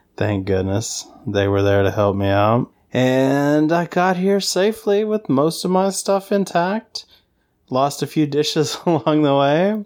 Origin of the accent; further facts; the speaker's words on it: the South, United States; accent: Southern; my Southern accent